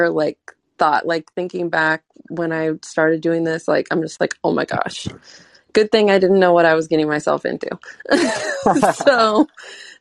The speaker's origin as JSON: {"language": "English", "region": "Oregon", "country": "United States", "moved": "yes", "lives_now": "Los Angeles, United States", "said": "I'm from Oregon"}